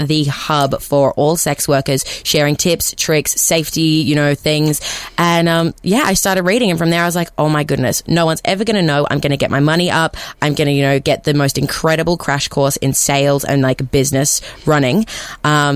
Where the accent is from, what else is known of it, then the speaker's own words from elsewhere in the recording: Newcastle, New South Wales, Australia; my hometown, Newcastle